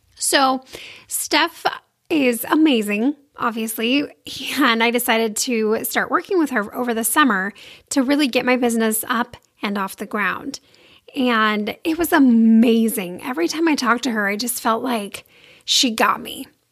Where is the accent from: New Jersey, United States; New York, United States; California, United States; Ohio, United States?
California, United States; Sacramento; I grew up in Sacramento, California